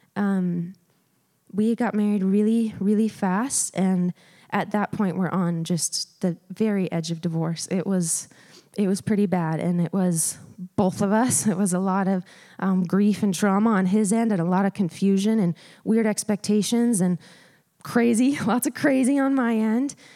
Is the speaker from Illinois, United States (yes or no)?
no; Montana, United States; I grew up in Montana. Uh, loved it there. It's beautiful in the Missoula area